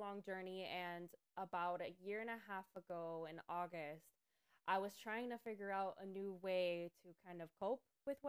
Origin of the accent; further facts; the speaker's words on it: Miami, Florida, United States; here about a year ago in the middle of a pandemic to get away from the bubble that is Miami, because I came from Miami